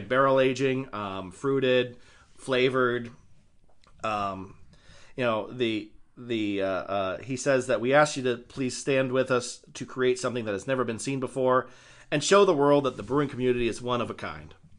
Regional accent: Idaho, United States; my home state, while having stupid ass, uh, alcohol laws, not as bad as they could be

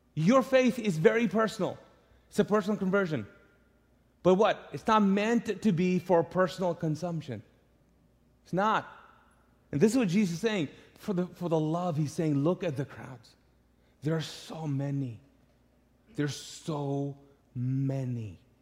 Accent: Pakistan; moved away; I'm Pakistani

